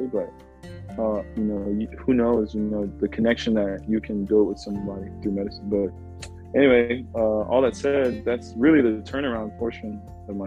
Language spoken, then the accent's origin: English; Richardson, Texas, United States; also born or lived in Dallas; I was raised in Richardson